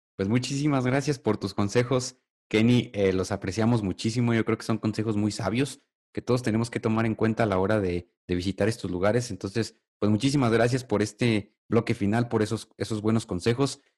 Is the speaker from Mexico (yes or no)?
yes; Mexico; en nuestro país, en México